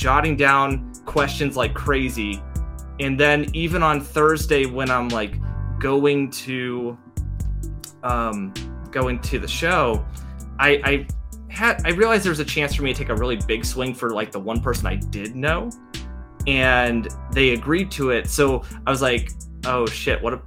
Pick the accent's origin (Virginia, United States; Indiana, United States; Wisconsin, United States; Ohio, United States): Ohio, United States; moved away; I'm from Ohio originally